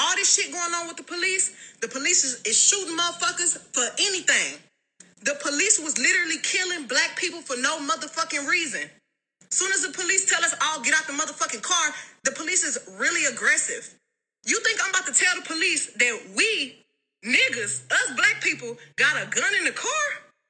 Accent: Houston, Texas, United States

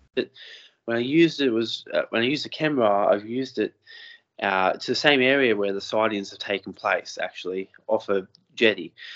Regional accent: Lake Macquarie, New South Wales, Australia; I'm from Lake Macquarie as well.

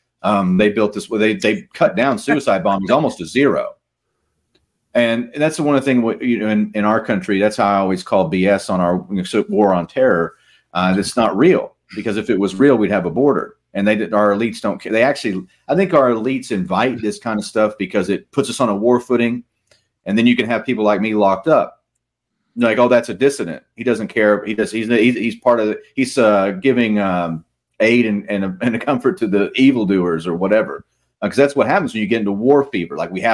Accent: United States; I'm an American, and I hear a lot of my fellow Americans are very, because of their Christian Zionism, are very much pro-Israel

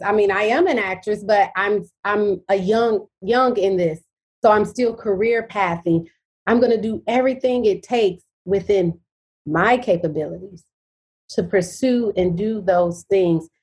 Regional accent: Detroit, Michigan, United States; I'm from Detroit, Michigan. That's where I'm from, born and raised.

